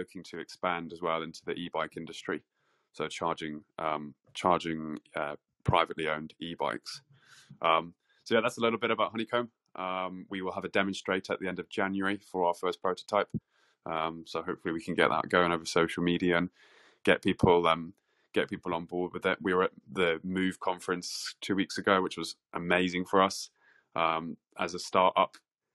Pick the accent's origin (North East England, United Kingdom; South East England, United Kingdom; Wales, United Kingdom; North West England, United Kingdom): North West England, United Kingdom; Manchester; moved away as an adult; now in London, United Kingdom; I'm originally from Manchester, actually. I don't know if you can tell from the accent or not, but I studied in Manchester and then moved down to London for uni.